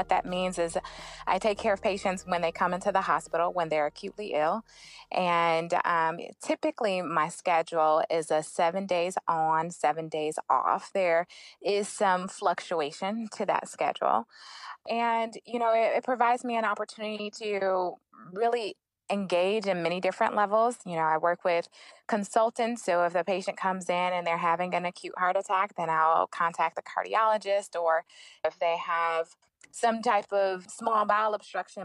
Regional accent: Flint, Michigan, United States; moved away as an adult; also born or lived in Atlanta; now in Boston, United States; I'm from Flint, Michigan

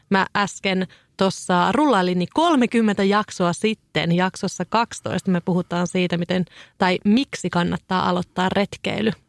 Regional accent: Kouvola, Kymenlaakso, Finland; mä oon Kouvolasta kotoisin

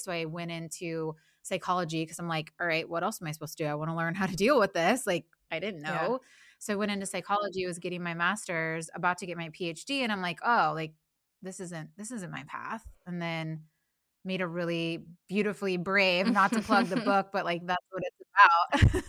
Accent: Midwest, United States; moved away as an adult; also born or lived in Nashville; now in Los Angeles, United States; I grew up in the Midwest.

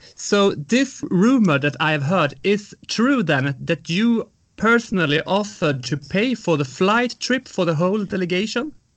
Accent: Sweden; I'm from Sweden

